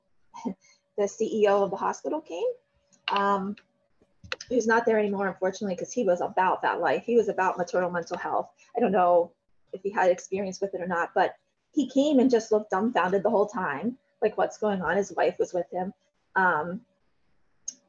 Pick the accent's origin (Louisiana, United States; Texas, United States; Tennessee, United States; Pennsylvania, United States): Pennsylvania, United States; Carlisle; I'm a lifer. I'm 3 minutes down the road on the same road